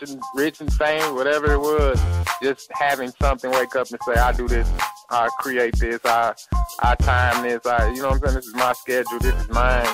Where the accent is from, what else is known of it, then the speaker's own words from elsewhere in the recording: St. Louis, Missouri, United States; we come from St. Louis